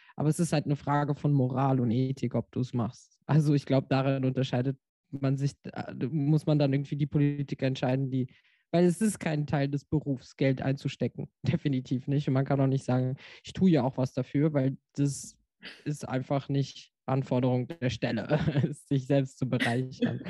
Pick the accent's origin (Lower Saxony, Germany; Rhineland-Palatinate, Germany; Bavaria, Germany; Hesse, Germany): Hesse, Germany; Frankfurt; now in Rheinhessen, Germany; ich bin Frankfurterin, deswegen sage ich immer, dass ich aus Frankfurt noch immer noch aus Frankfurt komme.